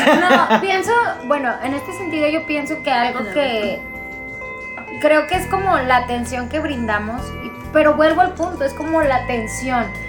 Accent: northern Mexico, Mexico; accent: norteño; nuestro acento

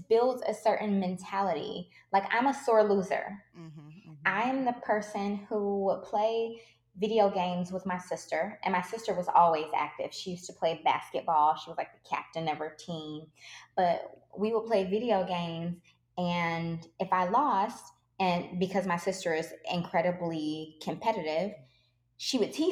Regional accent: Detroit, Michigan, United States; I grew up in Detroit

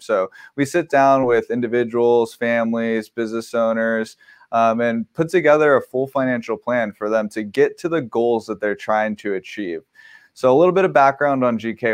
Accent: Southern California, United States; I grew up here in Southern California

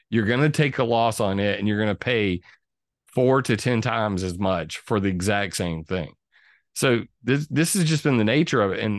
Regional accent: California, United States; born there; I was born on Vandenberg Air Force Base, moved into a trailer park.

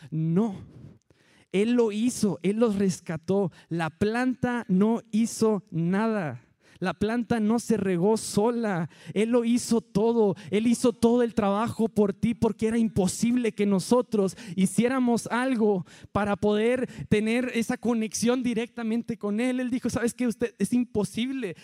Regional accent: Allende, Mexico; moved away; Todos los que somos de Allende

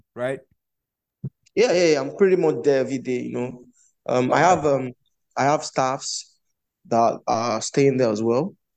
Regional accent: Ijebu, Ogun State, Nigeria; moved away as an adult; also born or lived in Lagos, Nigeria; our academy is located in Ijebu, at ijebu currently

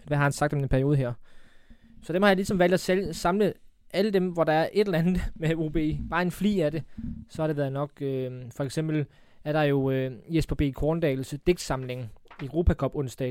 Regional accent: Funen, Southern Denmark, Denmark; folk kan jo høre på mig, jeg er fra Fyn

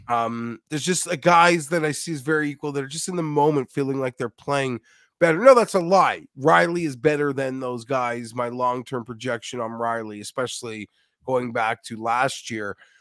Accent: Canada; I'm Canadian as well

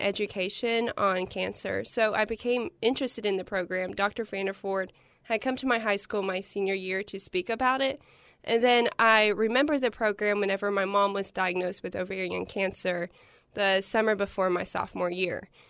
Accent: Paintsville, Kentucky, United States; I'm originally from Painesville, Kentucky

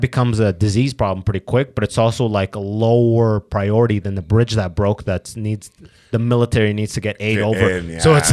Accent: Canada; And I'm a white guy born and raised in Canada

